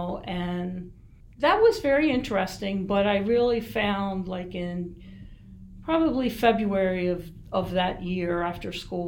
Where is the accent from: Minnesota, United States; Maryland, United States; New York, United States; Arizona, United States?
Maryland, United States; Baltimore; moved away as an adult; also born or lived in Erie, Pennsylvania; now in York, United States; So that's where I grew up, in Baltimore, Maryland